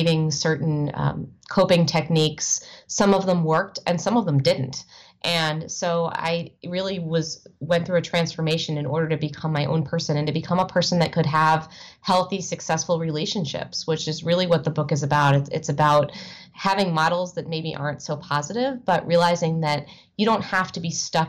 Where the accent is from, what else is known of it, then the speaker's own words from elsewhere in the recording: United States; moved away as an adult; also born or lived in Evanston, Illinois / New York / Chicago; my life growing up in the Washington, D.C. suburbs